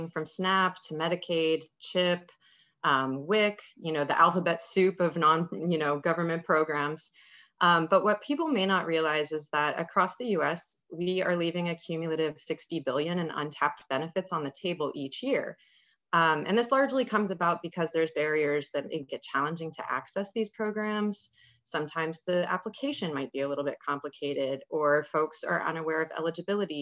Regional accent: Ohio, United States; moved away as an adult; now in Pittsburgh, United States; I'm originally from Ohio, but I moved here

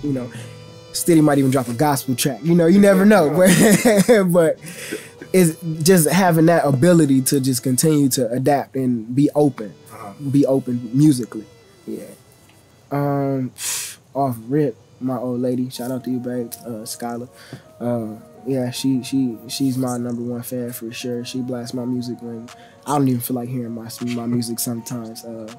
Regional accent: South Carolina, United States; South Carolina. It really depends on your personality, but for me, it's dope, man. Like, you got a lot of values that teach you, like, slow living, you know, that patience that teach you, you know, everybody teach you manners, everybody around there is hospitable for the most part.

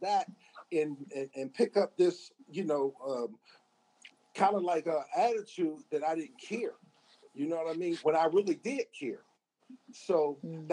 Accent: Pittsburgh, Pennsylvania, United States; growing up in Pittsburgh

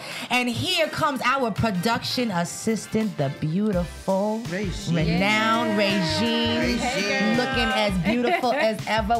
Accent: Fort Lee, New Jersey, United States; we grew up in Fort Lee, right? And most people know that Fort Lee doesn't, you know. They ain't got a lot of people out of color.

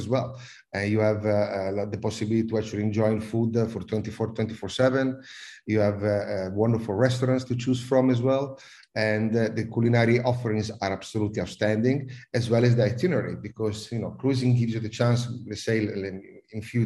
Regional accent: Italy; accent: Italian; also born or lived in United Kingdom / Netherlands / South Africa / Malaysia; now in Singapore; I'm Italian, as everyone can probably understand from my accent

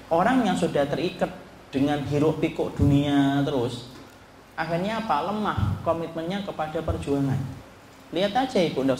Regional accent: Java, Indonesia; kalau kita orang Jawa ibu, kita tidak boleh nyalain.

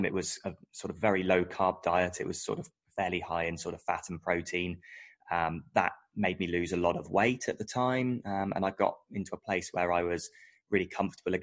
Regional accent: United Kingdom; moved away as an adult; now in Australia; I'm British, and I moved to Australia around about 2011.

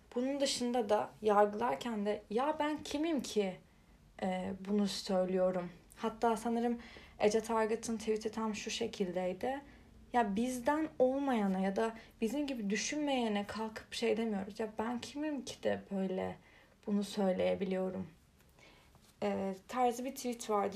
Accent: Turkey; Türkiye'de kalmayı

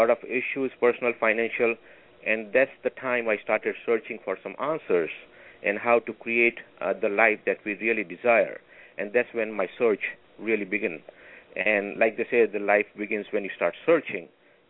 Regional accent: India; English is a second language; moved away as an adult; also born or lived in Alaska / Oregon / California; now in Los Angeles, United States; I am originally from India. I have lived in the United States for the last 30 years.

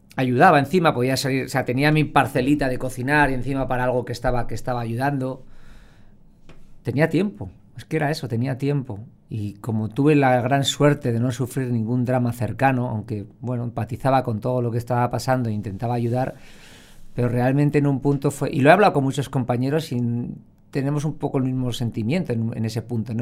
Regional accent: Spain

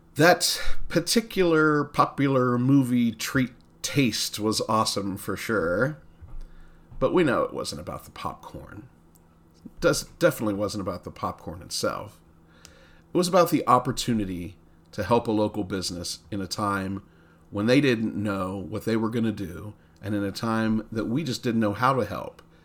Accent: Coshocton, Ohio, United States; born or raised there

